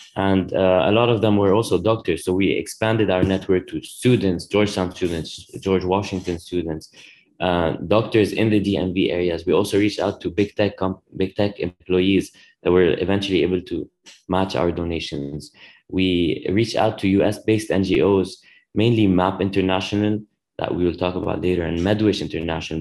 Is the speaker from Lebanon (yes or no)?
yes; Lebanon; moved away as an adult; now in United States; I grew up in Lebanon